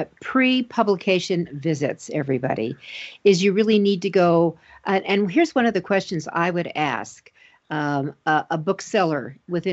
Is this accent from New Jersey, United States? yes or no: no; Denver, Colorado, United States; right here in my hometown of Denver, Colorado